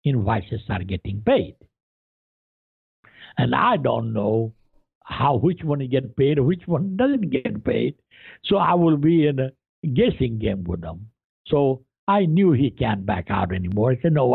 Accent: India; English is a second language; moved away as an adult; also born or lived in Columbia, Missouri; now in United States; I was born and raised in India, very poor

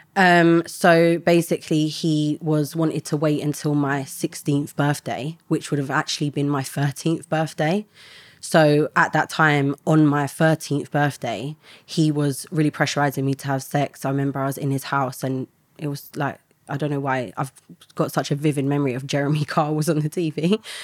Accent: London, United Kingdom; I grew up in an estate in London

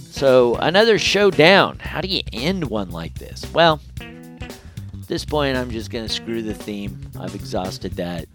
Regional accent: United States; I'm an American

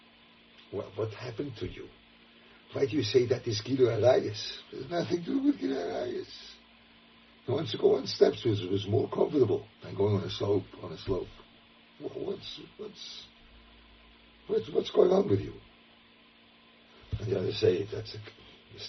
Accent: Lucerne, Switzerland; I was growing up in Luzern, a very Catholic town

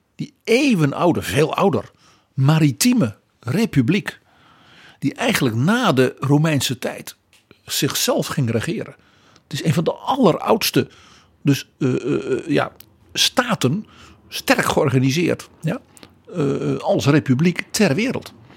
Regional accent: Netherlands

